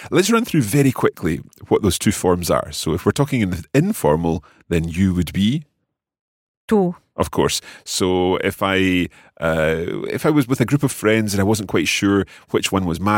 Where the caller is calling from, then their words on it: Idaho, United States; from Idaho in the USA.